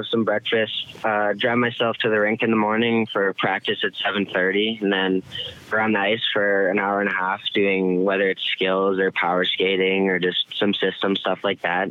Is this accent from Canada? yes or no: yes; Medicine Hat, Alberta, Canada; moved away; my hometown